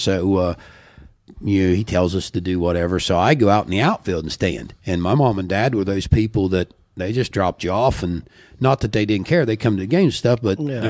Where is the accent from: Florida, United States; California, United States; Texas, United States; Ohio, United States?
Ohio, United States; Syracuse; also born or lived in Pomeroy, Ohio; They lived in Syracuse, Ohio, where I grew up.